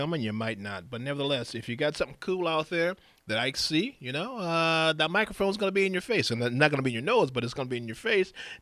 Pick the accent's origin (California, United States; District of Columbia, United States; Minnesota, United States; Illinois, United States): California, United States; Compton; I'm from Compton